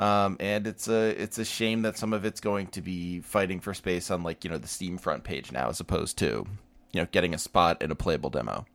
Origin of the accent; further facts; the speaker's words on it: United States; I'm an American.